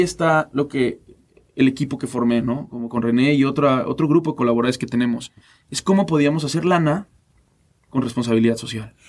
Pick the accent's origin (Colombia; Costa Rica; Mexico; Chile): Mexico; como mexicanos